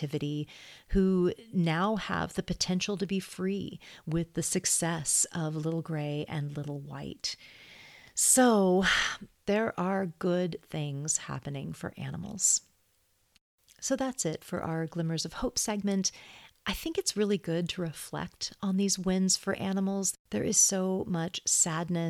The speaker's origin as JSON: {"language": "English", "area": "Sonoma County", "region": "California", "country": "United States", "said": "We're both from Sonoma County, California"}